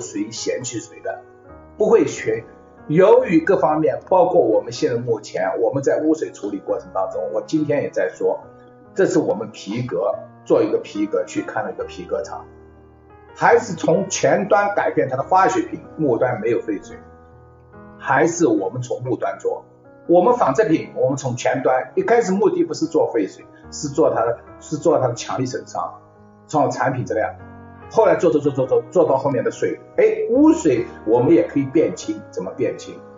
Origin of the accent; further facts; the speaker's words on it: Shanghai, China; moved away; also born or lived in abroad; 我是一个上海城市长大的，我在国外待了这么多年